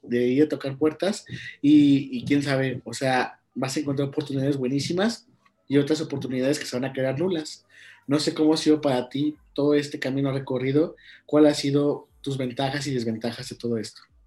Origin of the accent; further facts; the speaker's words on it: Guanajuato, Mexico; mi origen, de mi tierra, que es Guanajuato